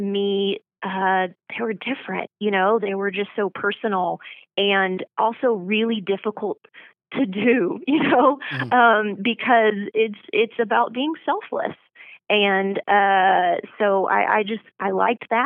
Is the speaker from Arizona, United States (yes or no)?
no; Oklahoma, United States; also born or lived in Ardmore, Oklahoma / Durant, Oklahoma / Norman, Oklahoma; Well, I was born in Ardmore, Oklahoma, and that's in southern Oklahoma. And I kind of claim three hometowns. I eventually moved from Ardmore to Durant, Oklahoma, and then moved up